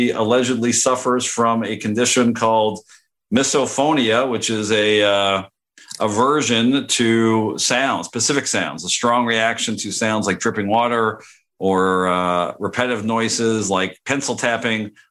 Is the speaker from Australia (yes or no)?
no; Canada; moved away; also born or lived in Knoxville; growing up in Canada